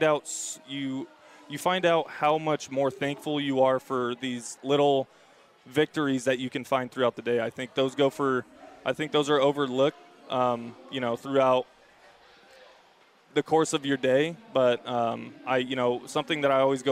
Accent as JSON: {"language": "English", "area": "Bay Area", "region": "California", "country": "United States", "tie": "born or raised there", "said": "Growing up in the Bay Area, being an Oakland A's fan myself, and going to Cal"}